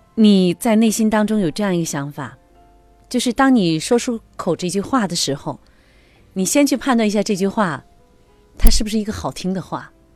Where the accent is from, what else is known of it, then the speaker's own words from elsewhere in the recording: China; 我们中国人哈，就我们的民族文化哈